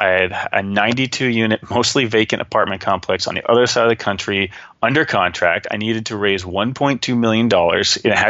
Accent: Texas, United States; I'm like, well, yeah, I'm from Texas, you know.

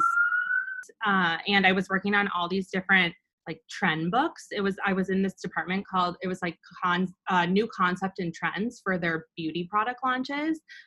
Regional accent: Mendota Heights, Minnesota, United States; moved away as an adult; also born or lived in Des Moines, Iowa; now in New York, United States; I'm originally from Minnesota. I grew up in a suburb called Mendota Heights, which is where my family still lives

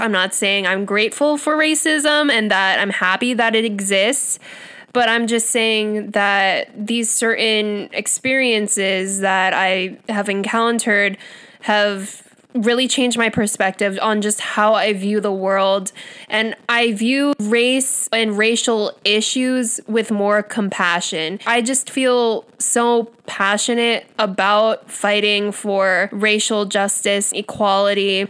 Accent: United States; accent: American; first language English; I was born here and raised here

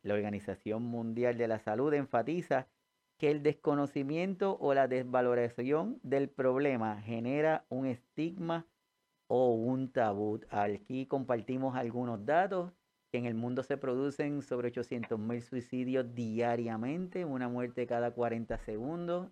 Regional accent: Puerto Rico; nosotros acá en Puerto Rico

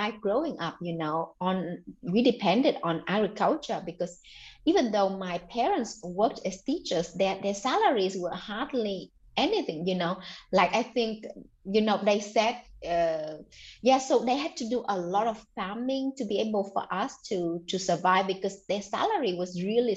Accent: Mekong Delta, Bac Lieu, Vietnam; born or raised there; English is a second language; moved away as an adult; also born or lived in Ninh Binh province, Vietnam

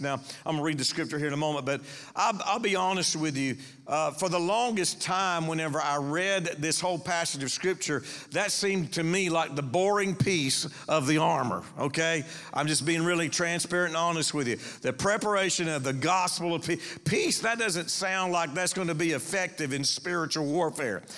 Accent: Panama City, Florida, United States; I was raised here. This is my hometown, Panama City.

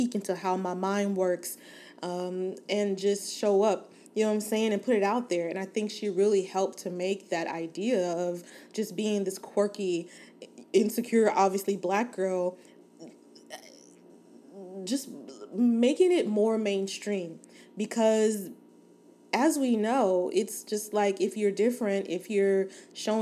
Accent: Inglewood, California, United States; Born and raised in Inglewood, California, West Side for life

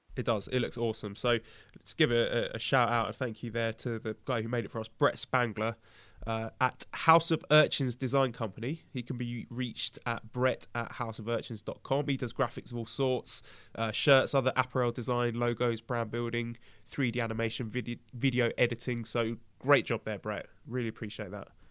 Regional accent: United Kingdom; now in China; I, I pretty much get a pass just by being British

